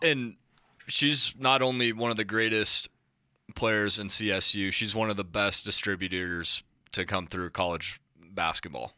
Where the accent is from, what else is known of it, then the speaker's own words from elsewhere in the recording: Montana, United States; moved away; I'm from Montana